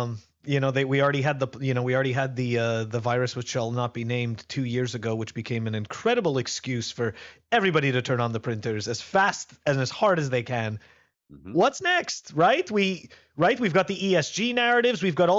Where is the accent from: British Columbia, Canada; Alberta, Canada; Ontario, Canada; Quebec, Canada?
Quebec, Canada; Montreal; I mean, as you know, Ben, I'm originally from Montreal, so, you know, fellow Canadian.